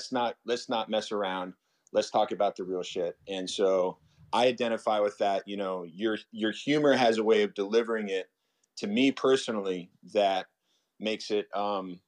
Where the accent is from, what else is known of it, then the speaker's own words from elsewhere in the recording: Atlanta, Georgia, United States; now in Los Angeles, United States; Growing up in Atlanta